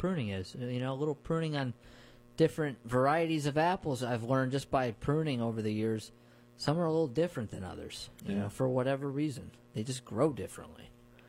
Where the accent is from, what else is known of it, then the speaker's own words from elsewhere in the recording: Hudson Valley, New York, United States; I grew up near orchards in the Hudson Valley